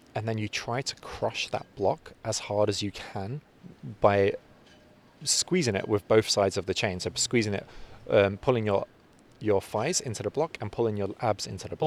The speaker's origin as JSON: {"language": "English", "region": "London", "country": "United Kingdom", "tie": "born or raised there", "also_born_or_lived": "North Cyprus", "said": "I was born in London, but my family are from, from North Cyprus."}